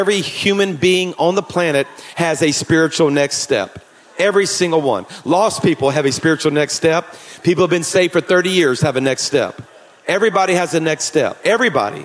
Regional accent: Louisiana, United States; I'm from Louisiana

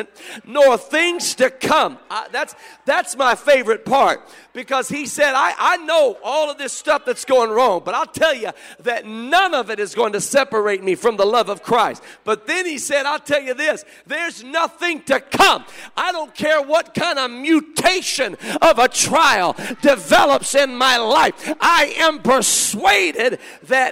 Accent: Memphis, Tennessee, United States; I was born in Memphis

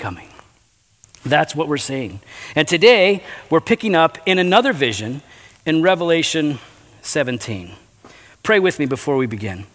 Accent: Geneva, Illinois, United States; also born or lived in West Chicago, Illinois; We moved to Geneva, the mean streets of Geneva, Illinois, right here. And of course, we were in the hood, you know, the east side. And so we were, you know, grew up in this town

